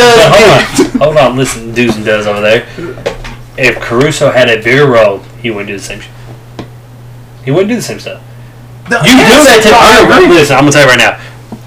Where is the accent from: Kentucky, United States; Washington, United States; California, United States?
Kentucky, United States; Louisville; I'm from Louisville